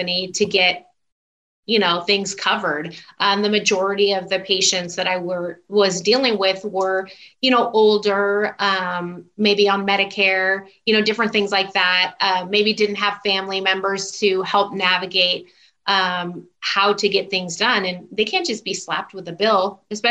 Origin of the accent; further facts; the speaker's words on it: Southern California, United States; also born or lived in Houston, Texas; I still consider myself SoCal because we moved back out here when I was still really young before I even started kindergarten.